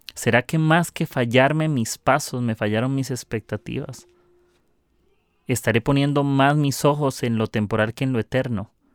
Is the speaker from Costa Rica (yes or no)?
yes; Costa Rica; soy de Costa Rica, del mejor país del mundo